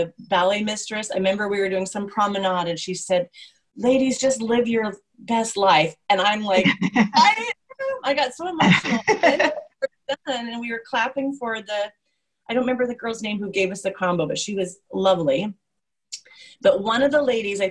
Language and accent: English; United States; being American